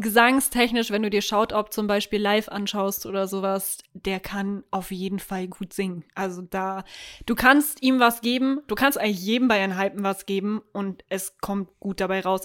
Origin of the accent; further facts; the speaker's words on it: Germany; Wir als Deutsche